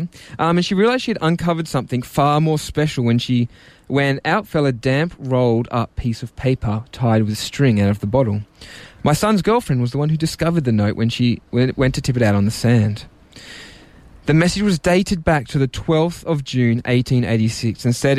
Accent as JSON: {"language": "English", "town": "Mount Colah", "region": "New South Wales", "country": "Australia", "tie": "born or raised there", "said": "I'm from Mount Cola, local area"}